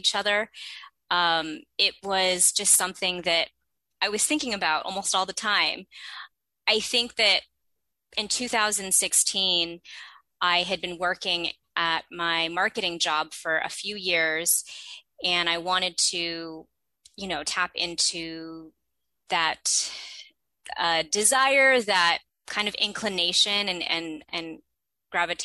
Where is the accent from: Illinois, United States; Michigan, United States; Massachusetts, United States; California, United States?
California, United States; Bay Area; I'm originally from the Bay Area, so I was not too far from my family and friends from growing up